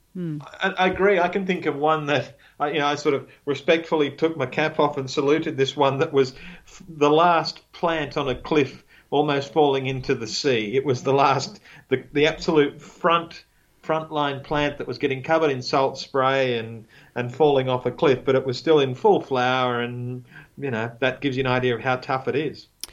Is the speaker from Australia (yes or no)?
yes; Australia; I'm Australian